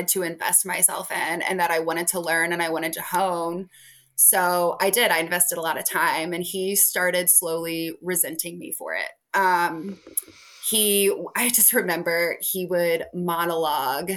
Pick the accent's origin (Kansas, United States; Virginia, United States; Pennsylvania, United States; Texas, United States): Virginia, United States; Richmond; moved away as an adult; also born or lived in Missouri / upstate New York; I'm from Richmond